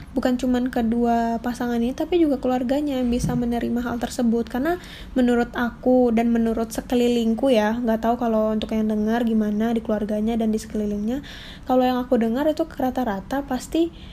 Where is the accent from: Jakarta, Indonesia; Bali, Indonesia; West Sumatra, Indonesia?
West Sumatra, Indonesia; di tempat aku berasal tuh kalau dari Sumatera Barat tuh apalagi untuk perempuan itu wajib untuk resepsi